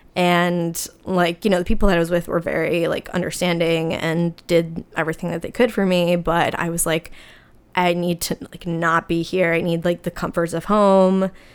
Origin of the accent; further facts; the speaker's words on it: New Jersey, United States; I'm from New Jersey